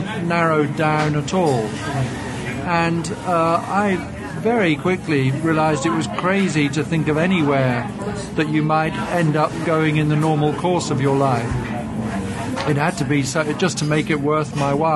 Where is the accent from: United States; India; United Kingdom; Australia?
United Kingdom; England